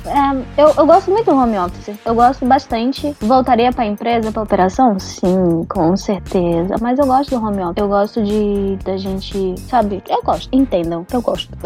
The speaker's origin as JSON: {"language": "Portuguese", "town": "Manaus", "region": "Amazonas", "country": "Brazil", "also_born_or_lived": "São Paulo", "accent": "Manauara", "moved": "as an adult", "said": "sou de Manaus"}